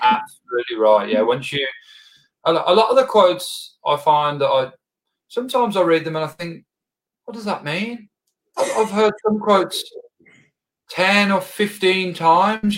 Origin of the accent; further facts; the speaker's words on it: Birmingham, West Midlands, United Kingdom; I'm actually from Birmingham, England